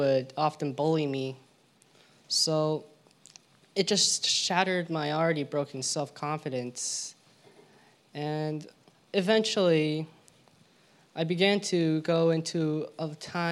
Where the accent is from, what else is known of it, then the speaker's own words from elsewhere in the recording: California, United States; also born or lived in Georgia / La Crescenta, California; although I was born in Georgia, I moved to California when I was 2 years old